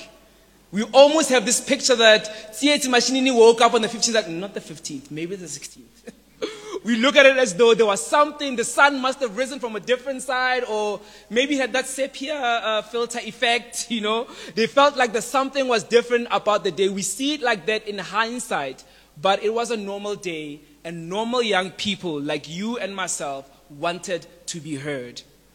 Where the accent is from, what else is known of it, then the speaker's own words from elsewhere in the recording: South Africa; as a South African youth